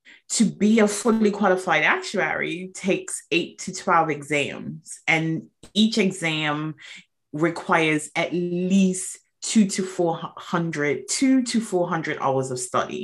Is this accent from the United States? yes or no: no; Bermuda; moved away; I am originally from Bermuda, and Bermuda is an insurance mecca